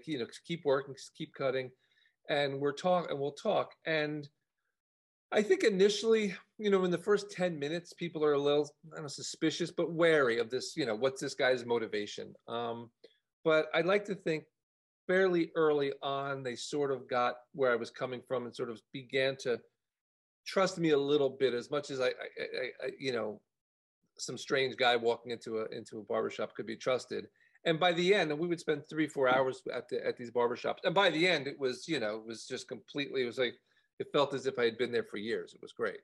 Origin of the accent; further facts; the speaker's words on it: New Jersey, United States; moved away as an adult; also born or lived in Los Angeles, United States; I grew up in, uh, in, in, New Jersey um, near Rutgers University in a very liberal town